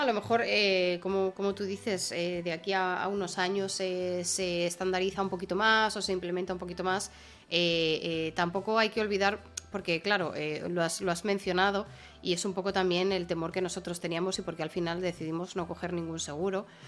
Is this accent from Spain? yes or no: yes; Spain; moved away as an adult; en mi familia había, teníamos perrete en España